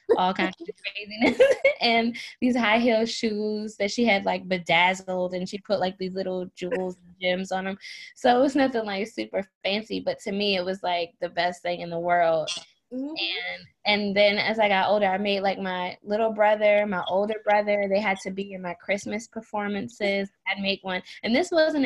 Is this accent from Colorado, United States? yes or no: no; Maryland, United States; moved away; I'm originally from Maryland